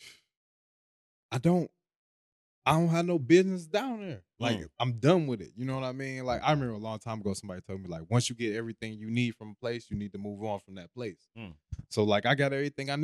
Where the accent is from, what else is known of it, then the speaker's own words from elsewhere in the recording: Cleveland, Ohio, United States; Born Cleveland, Ohio.